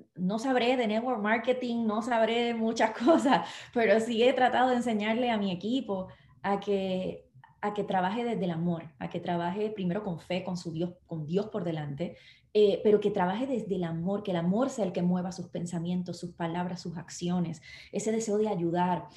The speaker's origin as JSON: {"language": "Spanish", "country": "Puerto Rico", "said": "nosotros no somos Estado de Estados Unidos"}